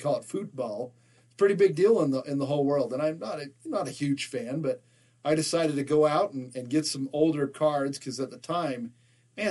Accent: Salt Lake City, Utah, United States; All four of us from Salt Lake City.

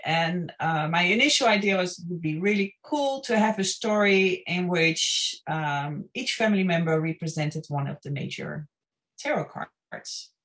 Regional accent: Netherlands; moved away as an adult; also born or lived in Los Angeles area, California, United States / New Orleans, United States; now in Ireland; I'm originally from the Netherlands, and uh, uh, I went to film school and worked in the film industry there

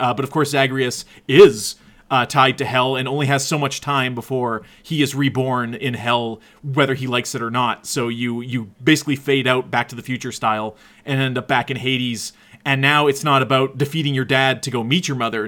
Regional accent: Canada; we're from Canada

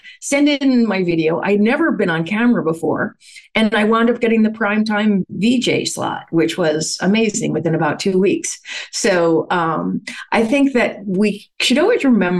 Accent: New York, United States; I started working at the Village Nursing Home, which is right around the corner, when I was 12, and I stayed there. I loved it. I went away to college and got my degree in recreational therapy. And when I moved back to New York

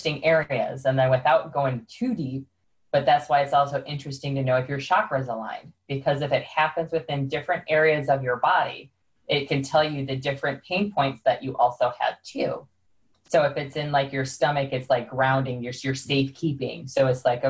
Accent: Chicago, Illinois, United States; I'm from Chicago, so we talk very fast

